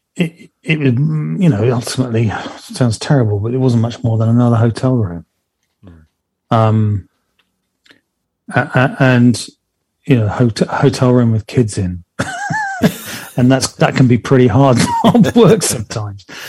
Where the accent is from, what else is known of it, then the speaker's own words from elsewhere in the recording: Plymouth, South West England, United Kingdom; here local in my hometown of Plymouth